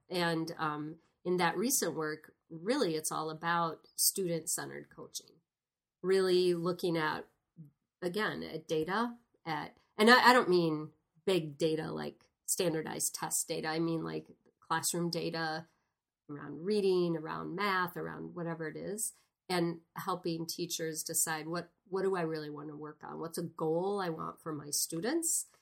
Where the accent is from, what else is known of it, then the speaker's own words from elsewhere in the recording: Sparta, Wisconsin, United States; where I grew up in Sparta, Wisconsin